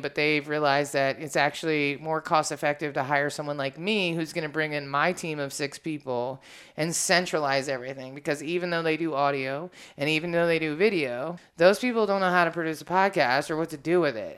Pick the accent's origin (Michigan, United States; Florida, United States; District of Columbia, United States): District of Columbia, United States; Washington; I'm from Washington, D.C., so everybody in my life that I care about is black